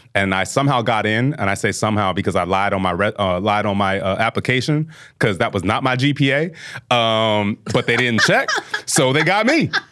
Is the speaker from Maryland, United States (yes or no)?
yes; Bel Air, Maryland, United States; moved away as an adult; also born or lived in Southern New Jersey / New Jersey (Seton Hall University); I was raised in Maryland